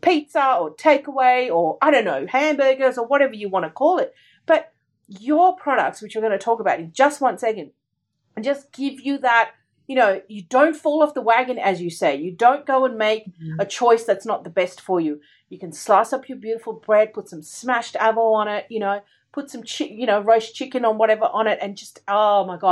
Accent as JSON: {"language": "English", "country": "India", "tie": "born or raised there", "moved": "yes", "lives_now": "Melbourne, Australia", "said": "I grew up in India where I lived in a joint family"}